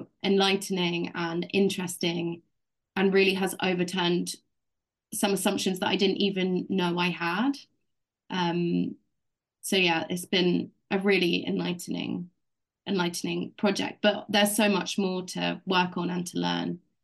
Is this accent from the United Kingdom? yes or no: yes; United Kingdom; I grew up in Britain, in the UK. I'm white British